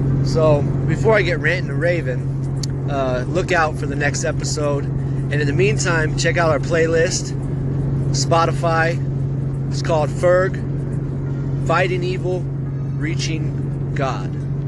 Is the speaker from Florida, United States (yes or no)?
no; California, United States; also born or lived in Baton Rouge / Seattle; I was born in Baton Rouge, Louisiana, back in 1984. And then, a couple years later, moved to Seattle, Washington for a year. And then, finally, to California.